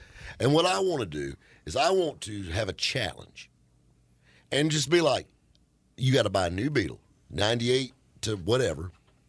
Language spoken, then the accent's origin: English; Taylors, South Carolina, United States; it was rough growing up in the Dirty T in the street.